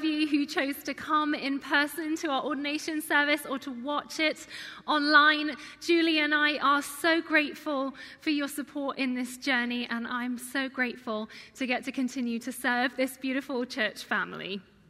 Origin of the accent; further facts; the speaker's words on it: England, United Kingdom; moved away as an adult; now in Gig Harbor, United States; do you miss England? Of course. I miss the rolling hills, I miss the endless cups of tea, I miss my family, my friends, my hometown.